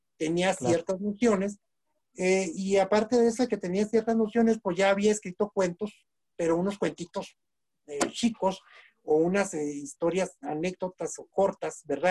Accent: Nuevo Casas Grandes, Chihuahua, Mexico; soy originario del Nuevo Casas Grandes, Chihuahua

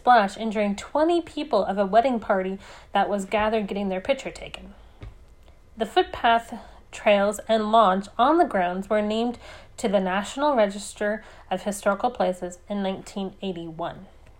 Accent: Oregon, United States; born or raised there

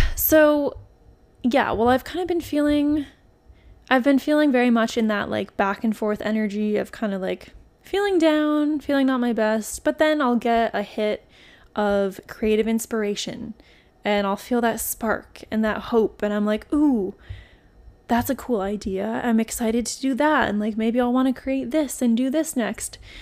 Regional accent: New England, United States; moved away; also born or lived in Florida; I'm from New England originally, and we did not say y'all in New England, let me tell you. We said you guys

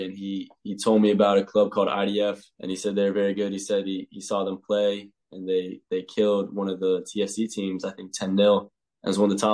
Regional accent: Chapel Hill, North Carolina, United States; moved away as an adult; now in Ireland; I'm from Chapel Hill. So I played in, it's called CSL, which is Chatham Soccer League

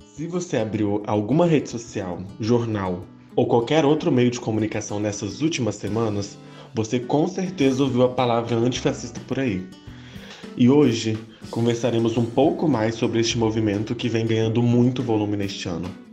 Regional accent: Brazil; enquanto brasileiros

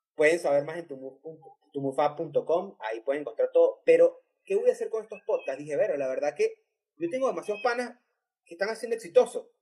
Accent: Venezuela; moved away; Somos venezolanos en otros países

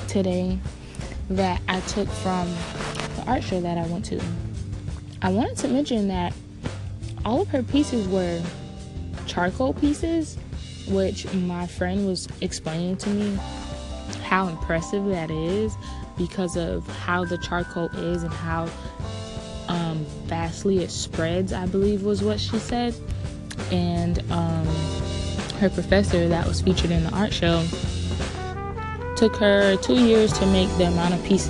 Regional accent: South Florida, United States; I'm from South Florida.

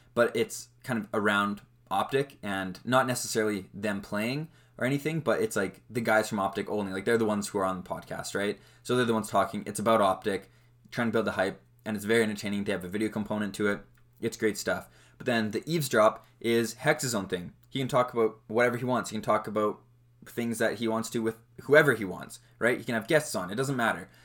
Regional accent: Western Canada, Canada; obviously I'm from Canada. I live in Canada.

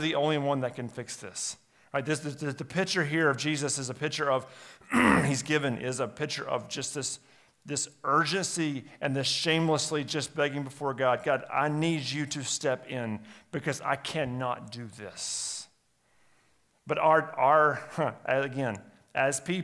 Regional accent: United States; as American Christians

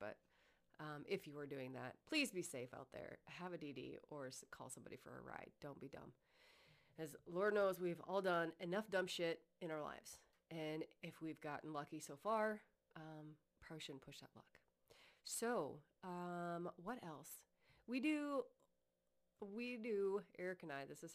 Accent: Iowa, United States; I was born and raised in Iowa.

